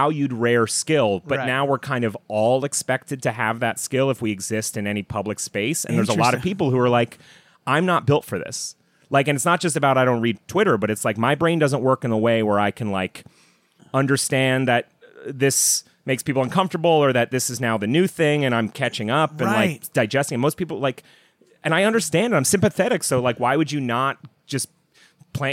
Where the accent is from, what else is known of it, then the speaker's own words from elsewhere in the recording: New England, United States; I grew up in New England